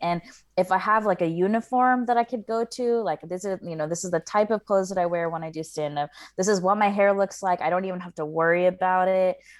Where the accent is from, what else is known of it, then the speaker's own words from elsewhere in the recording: the South, United States; I grew up in the South